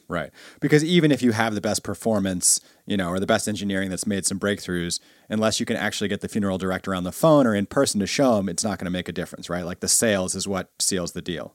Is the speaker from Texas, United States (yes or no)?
no; New York City, New York, United States; my whole high school experience in, uh, Bay Ridge, Brooklyn